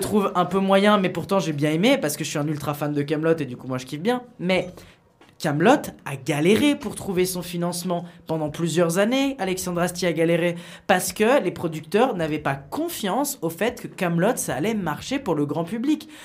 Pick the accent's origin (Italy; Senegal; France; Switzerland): Italy; je suis italien